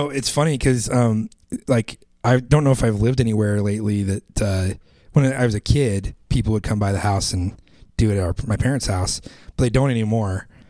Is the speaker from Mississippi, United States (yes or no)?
no; Idaho, United States; I grew up in Idaho.